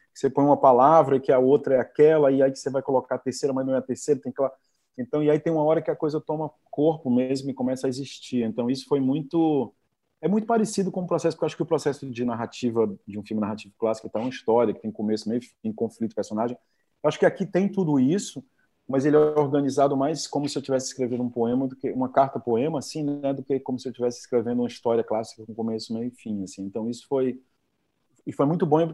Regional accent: Fortaleza, Ceará, Brazil; Eu fui criado no, em Fortaleza

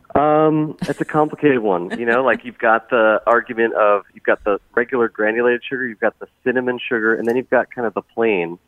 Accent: Bethel, Connecticut, United States; now in Boston, United States; I grew up near Blue Jay Orchards uh, in Bethel, and so we went there all the time

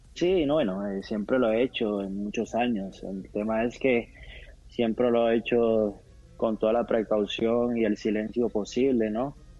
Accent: Colombia

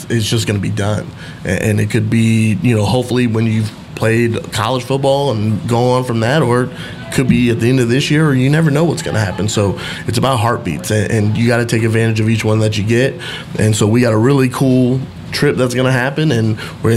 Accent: Central Florida, United States; moved away; how I grew up in Central Florida

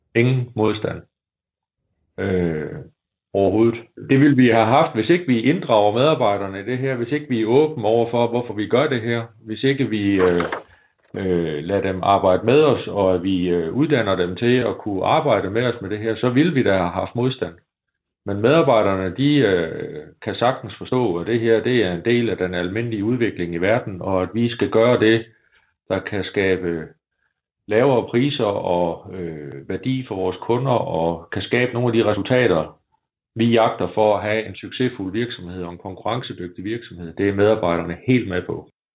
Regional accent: Denmark; vi er danskere

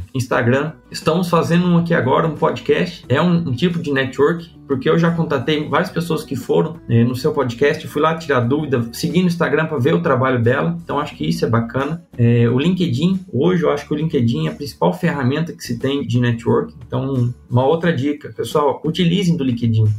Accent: Porto Feliz, São Paulo, Brazil; accent: caipirês; moved away as an adult; also born or lived in Botucatu, Brazil; now in Rio Verde, Brazil; vim lá de, de Porto Feliz, que é interior de São Paulo. Minha família é toda da roça, veio do campo, né? Então, sempre convivi. Eu fui criado pelos meus avós

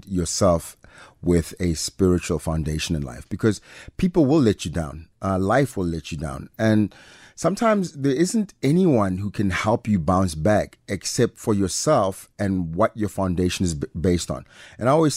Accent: Pretoria, Gauteng, South Africa; accent: private school accent; also born or lived in Mamelodi / Atteridgeville / Mabopane; born in Mums, grew up between Garankuwa and Soshanguve. Really, so between those places, I always say I'm from Pretoria

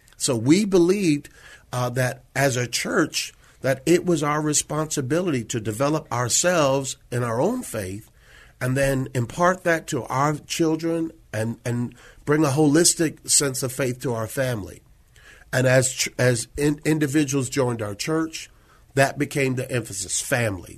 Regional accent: Syracuse, New York, United States; moved away as an adult; also born or lived in Washington, D.C.; now in San Antonio, United States; born and raised in Syracuse

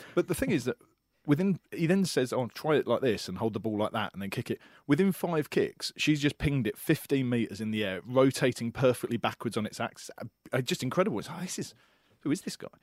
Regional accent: England, United Kingdom; moved away as an adult; now in Australia; as an Englishman, only lived in the country for a year.

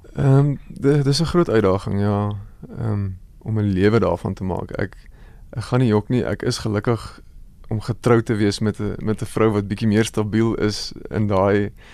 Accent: Goldfields of the Free State, South Africa; groot word jare daar in die Goudveld van die Vrystaat. Ek kom maar van die Vrystaat af.

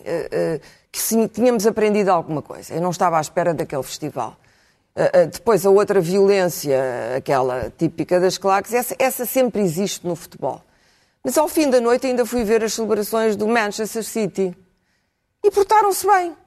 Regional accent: Portugal; eu me senti ofendida enquanto portuguesa

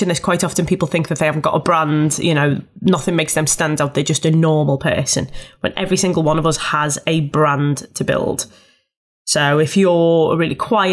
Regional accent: Liverpool, North West England, United Kingdom; I'm a Scouser and I speak fast

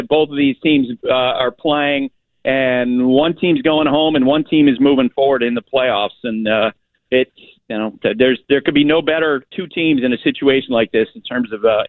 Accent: New England, United States; you know, I just think about growing up in New England all the, for 43 years

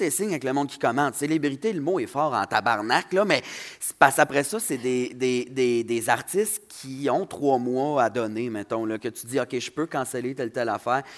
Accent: Saguenay, Quebec, Canada; accent: Saguenayen; also born or lived in Saint-Jean-sur-Richelieu; mon accent de Saguenayen

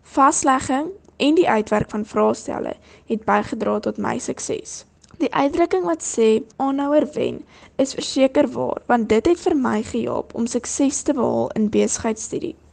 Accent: Kakamas, Northern Cape, South Africa; van Kokemas, 'n klein dorpie in die Noord-Kaap

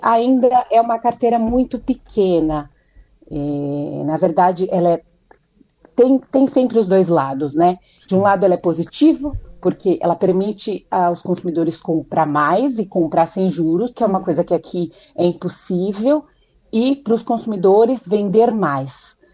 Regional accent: Brazil; now in United States; como boa brasileira

